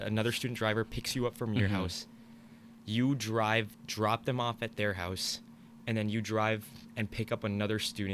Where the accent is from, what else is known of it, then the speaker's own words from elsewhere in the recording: Virginia, United States; moved away; I'm from Virginia